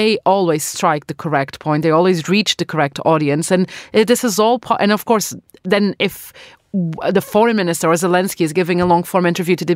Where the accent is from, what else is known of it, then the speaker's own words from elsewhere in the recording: Portugal; now in United Kingdom; I'm from Portugal